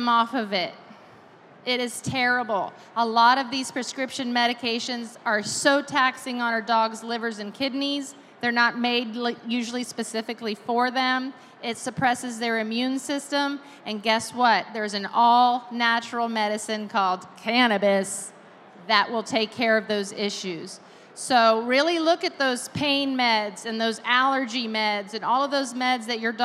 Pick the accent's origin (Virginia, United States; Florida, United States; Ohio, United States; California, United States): Florida, United States; I'm from Florida